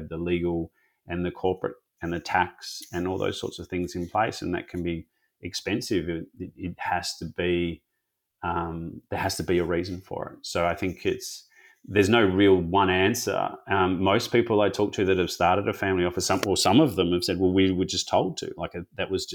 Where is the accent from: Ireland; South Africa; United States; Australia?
Australia; Perth, Western Australia; also born or lived in Sydney; I'm in Western Australia, so I grew up in Perth